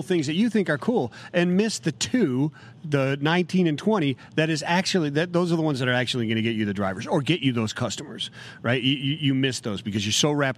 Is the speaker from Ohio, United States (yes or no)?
yes; Ohio, United States; I'm from the north as well. I'm from Ohio